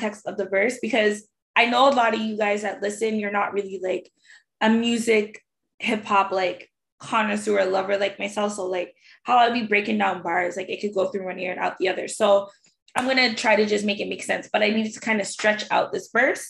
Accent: Toronto, Ontario, Canada; we're from Toronto

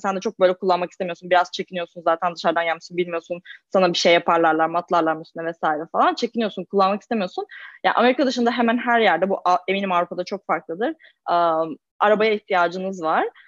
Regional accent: Istanbul, Turkey; moved away as an adult; now in Boston, United States; ben İstanbul'um. İstanbul'da doğdum büyüdüm.

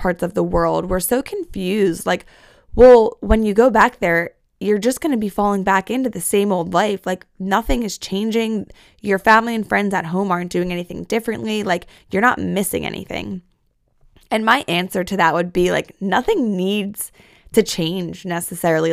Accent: Philadelphia, Pennsylvania, United States; also born or lived in New York; I'm a Philly girl at heart

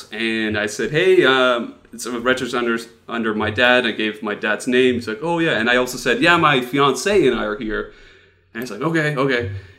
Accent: Netherlands; accent: Dutch; It's my Dutch accent.

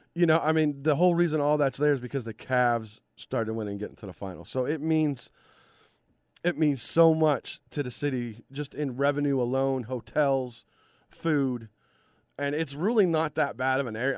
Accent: Cleveland, Ohio, United States; my hometown, Cleveland

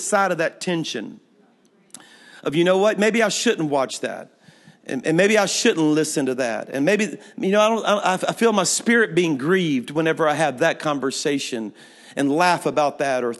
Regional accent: Louisiana, United States; moved away as an adult; now in Alabama, United States; I'm from Louisiana

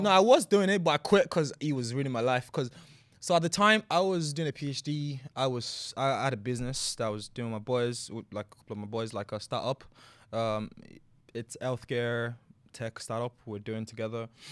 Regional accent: Nigeria; moved away as an adult; also born or lived in Abuja / Ogun State / Lagos State / Ireland; now in London, United Kingdom; I grew up in Nigeria. I spent, like, almost eighteen years in Nigeria, um, secondary school, primary school

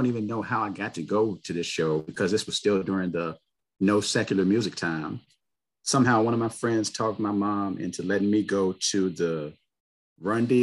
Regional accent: Richmond, Virginia, United States; I've lived in Virginia my whole life.

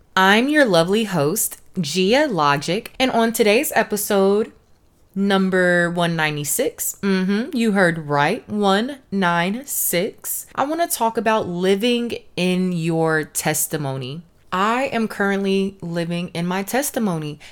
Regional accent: Los Angeles, California, United States; now in Houston, United States; I was born in Los Angeles and currently I'm in Houston

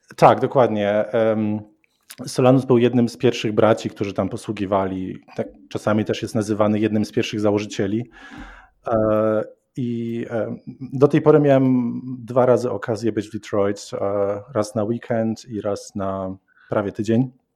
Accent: Koszalin, West Pomeranian Voivodeship, Poland; now in Montana, United States; Ja pochodzę z Koszalina

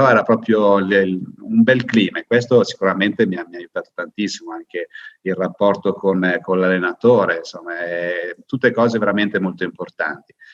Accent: Lecco, Lombardy, Italy; Beh, io sono di Lecco, abito di fronte al lago

